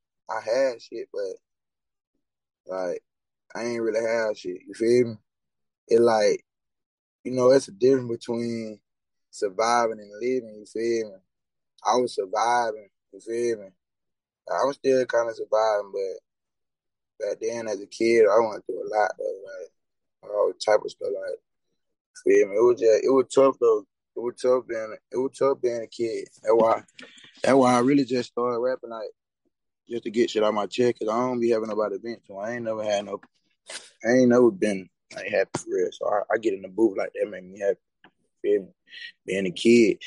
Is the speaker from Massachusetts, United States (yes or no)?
no; Anniston, Alabama, United States; 24. I'm from Manistown